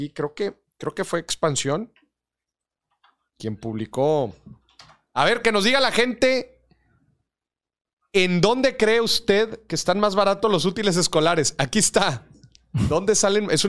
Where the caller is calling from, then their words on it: Puebla, Mexico; desde, Puebla Morir.